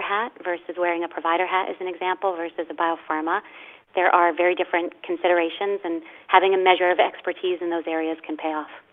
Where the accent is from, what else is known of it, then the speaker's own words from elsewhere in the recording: Boston, Massachusetts, United States; I was from the Boston area, where Irish pride was just you know sort of in our blood.